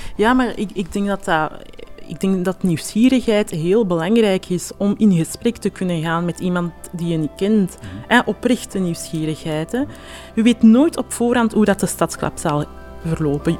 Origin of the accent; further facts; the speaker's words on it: Antwerp, Flanders, Belgium; mijn roots van mijn ouders vooral zijn ergens anders, maar ik heb heel mijn leven hier gewoond en geleefd. Antwerpen is ook mijn thuis